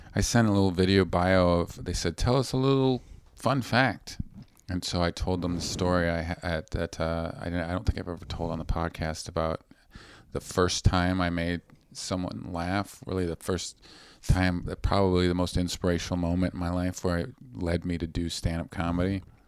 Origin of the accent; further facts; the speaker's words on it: Vancouver, British Columbia, Canada; moved away; I'm from Vancouver on, on the West Coast